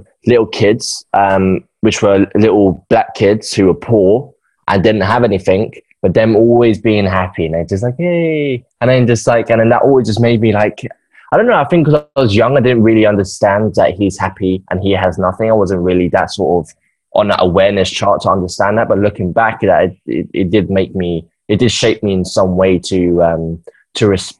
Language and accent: English; England, United Kingdom; now in Australia; When I came from England and I went over to Australia, I was like, this is the happiest place on earth.